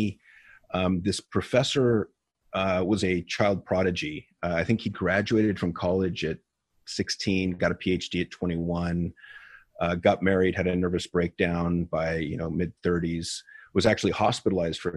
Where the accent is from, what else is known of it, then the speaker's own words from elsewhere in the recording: San Ramon, California, United States; also born or lived in Edinburgh, Scotland; I grew up actually in the same city that I'm in now, San Ramon, California